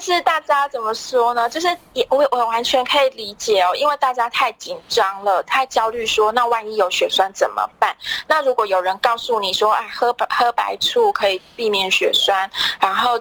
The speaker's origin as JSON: {"language": "Chinese", "country": "Taiwan", "said": "台湾其实我们很自豪的"}